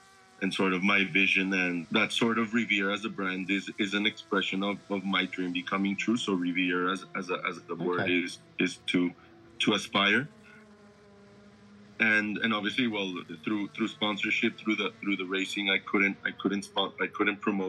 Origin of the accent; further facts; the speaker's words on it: Colombia; now in Australia; I'm originally from Colombia, and I moved to Australia